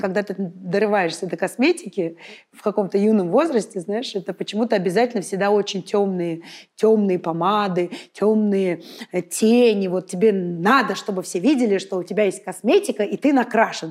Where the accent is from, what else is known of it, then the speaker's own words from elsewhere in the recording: Saint Petersburg, Russia; moved away as an adult; now in Moscow, Russia; Я родилась в Санкт-Петербурге. Ну, в Ленинграде, а, росла